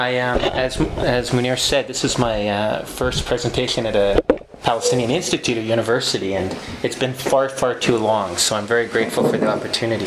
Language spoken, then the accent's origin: English; Western Canada, Canada; moved away as an adult; also born or lived in England; My background is I'm Canadian from Western Canada